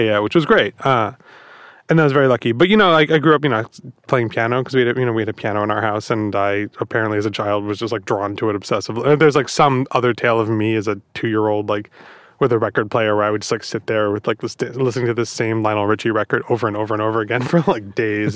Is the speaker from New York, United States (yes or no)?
yes; Long Island, New York, United States; I grew up on Long Island